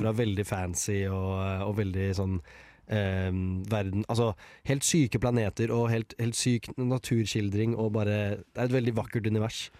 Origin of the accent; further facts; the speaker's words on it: Moss, Østfold, Norway; i hjembyen min Moss